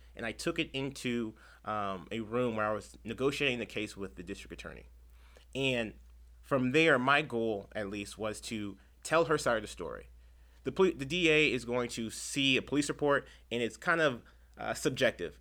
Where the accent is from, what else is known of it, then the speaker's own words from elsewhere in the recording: Chula Vista, California, United States; I'm born and raised in San Diego, but specifically Chula Vista.